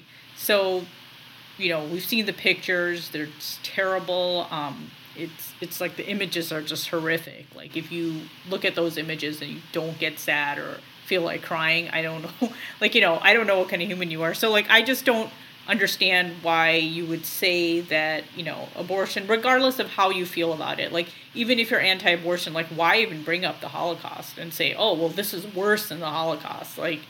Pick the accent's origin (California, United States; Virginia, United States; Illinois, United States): Illinois, United States; Lincolnwood; I grew up in Lincolnwood. As I said, it was predominantly Jewish when I was growing up. So I did hear about the Holocaust a lot when I was a child, and I went to high school in Skokie.